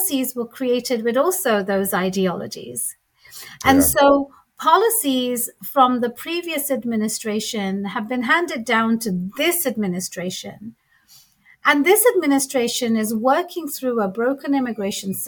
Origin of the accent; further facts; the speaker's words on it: London, United Kingdom; moved away as an adult; now in Seattle, United States; I was born and raised in London